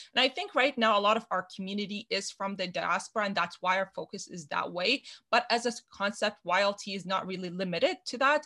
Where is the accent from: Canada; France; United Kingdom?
Canada; a Canadian woman in STEM